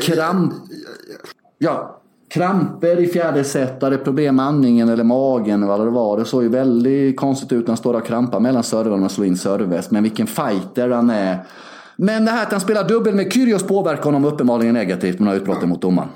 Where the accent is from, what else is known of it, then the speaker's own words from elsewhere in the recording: Sweden; also born or lived in Värnamo; När vi växte upp i Sverige innan globalisering och internet